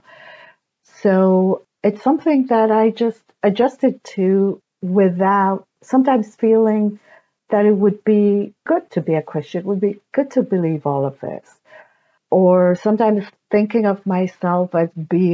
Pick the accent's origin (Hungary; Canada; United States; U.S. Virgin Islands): Hungary; I was born in Hungary in 1968